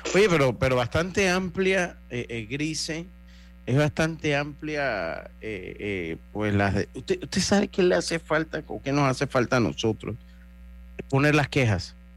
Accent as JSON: {"language": "Spanish", "country": "Panama", "said": "nosotros como panameños"}